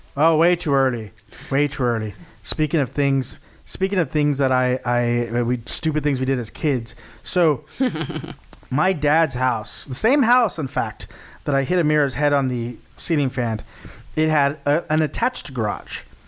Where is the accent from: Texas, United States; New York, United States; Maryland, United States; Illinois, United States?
Texas, United States; we're from Texas